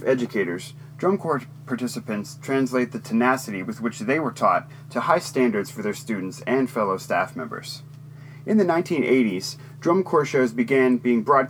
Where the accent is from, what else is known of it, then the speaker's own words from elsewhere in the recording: Texas, United States; my home state of Texas